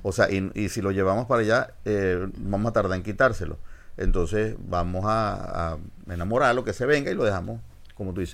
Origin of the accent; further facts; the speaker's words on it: Venezuela; yo soy de Venezuela